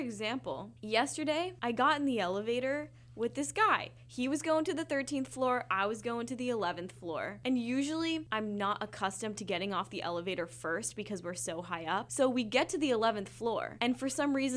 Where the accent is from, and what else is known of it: Washington, United States; born or raised there; accent: American; moved away as an adult